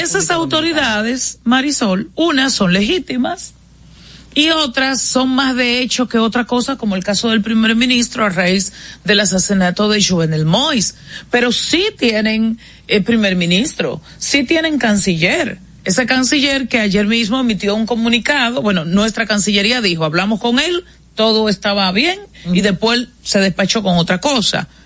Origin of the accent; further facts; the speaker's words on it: Dominican Republic; el surgimiento nuestro como república, de República Dominicana